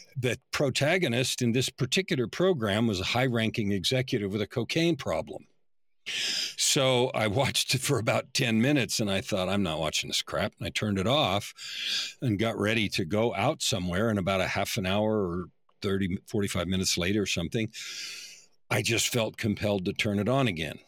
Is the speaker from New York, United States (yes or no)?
no; San Francisco Bay Area, California, United States; I grew up in the San Francisco Bay Area in the era when the hippies were first in real life